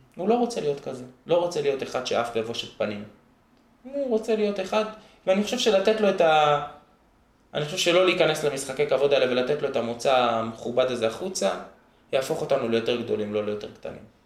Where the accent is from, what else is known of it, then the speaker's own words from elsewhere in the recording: Jerusalem, Jerusalem District, Israel; also born or lived in Gilo, Jerusalem / Har Homa, Jerusalem; גדלתי ממש ממש שם, ואז עברנו עם כל המשפחה לגילו